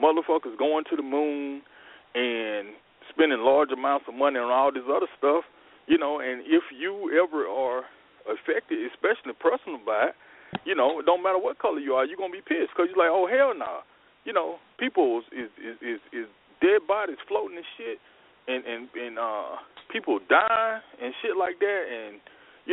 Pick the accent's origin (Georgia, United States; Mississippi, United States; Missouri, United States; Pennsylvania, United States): Mississippi, United States; South; I grew up in Mississippi